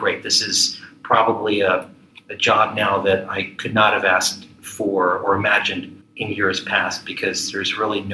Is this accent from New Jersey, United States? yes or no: no; Maryland, United States; also born or lived in Ohio / California / Philadelphia; I grew up in the D.C. suburbs